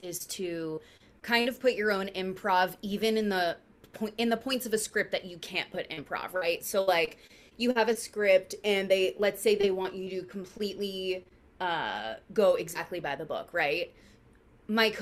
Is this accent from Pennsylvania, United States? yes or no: yes; outside of Philadelphia, Pennsylvania, United States; now in New York, United States; I grew up outside of Philly